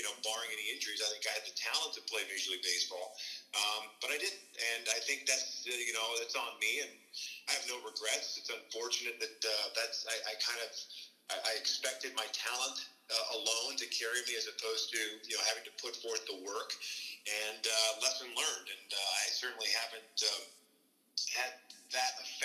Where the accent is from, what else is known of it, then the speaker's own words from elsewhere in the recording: Kansas, United States; We grew up in Kansas